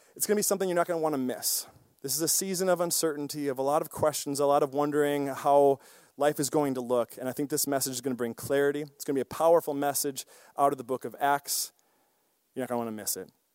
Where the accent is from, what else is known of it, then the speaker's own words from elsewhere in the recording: Osseo, Wisconsin, United States; I grew up in a small town, Osseo, Wisconsin